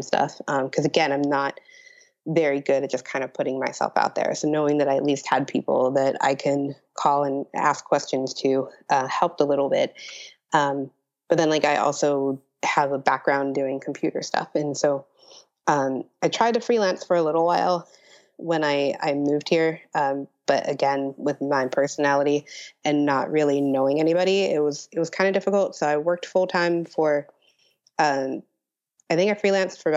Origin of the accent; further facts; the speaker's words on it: Pittsburgh, Pennsylvania, United States; growing up in Pittsburgh, like, Pittsburgh has a good art scene